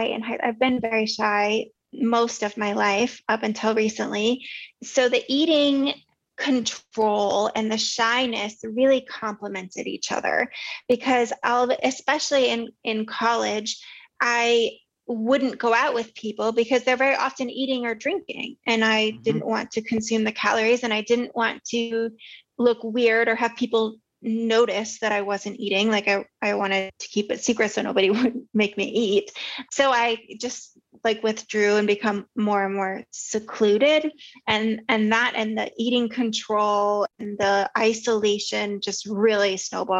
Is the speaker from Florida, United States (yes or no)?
no; Southern California, United States; I grew up in Southern California